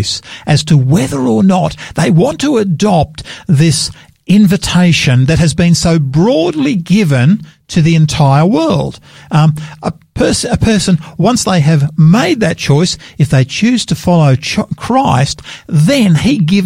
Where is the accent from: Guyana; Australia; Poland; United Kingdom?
Australia; I'm an Australian and I'm incredibly proud of being an Australian.